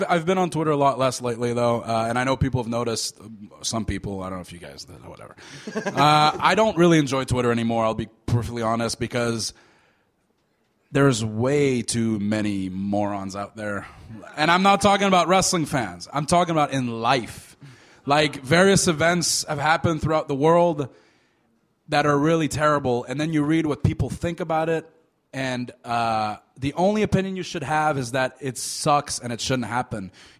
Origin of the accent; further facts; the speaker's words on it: Canada; because we're both Canadian